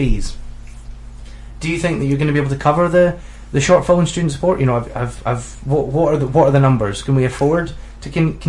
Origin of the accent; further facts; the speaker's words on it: Scotland, United Kingdom; am I the only Scottish student in the room?